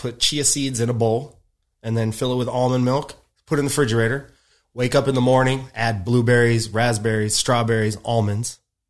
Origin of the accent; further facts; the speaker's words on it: Rancho Cucamonga, California, United States; now in Los Angeles, United States; I'm from Rancho Cucamonga.